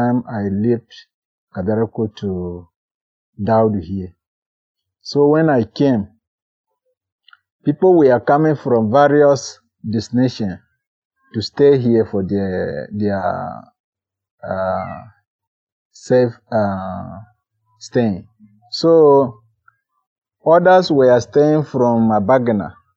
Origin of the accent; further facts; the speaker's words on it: Keana, Nasarawa, Nigeria; I am from Kiana local government of Nasarawa State